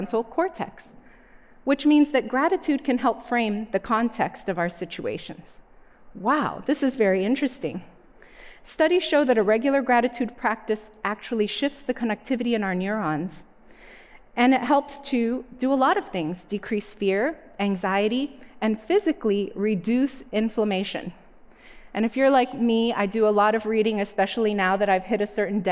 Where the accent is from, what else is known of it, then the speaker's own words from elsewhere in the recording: Northeast, United States; When I was a little girl, I grew up in the Northeast.